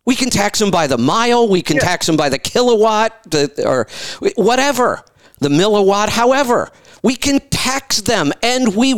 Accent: Ohio, United States; I grew up in Ohio, right near Pennsylvania

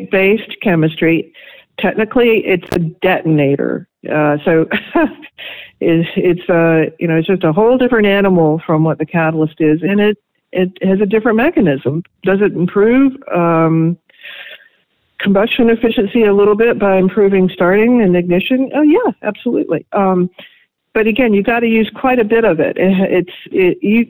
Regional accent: North Carolina, United States; moved away as an adult; I moved back to my home state of North Carolina

